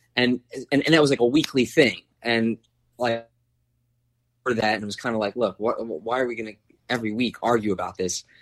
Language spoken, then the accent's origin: English; East Coast, United States; now in Los Angeles, United States; we're both from the East Coast, living on the West Coast together.